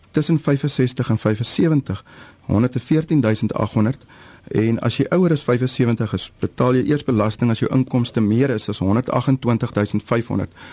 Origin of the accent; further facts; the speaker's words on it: George, Western Cape, South Africa; Ek is van George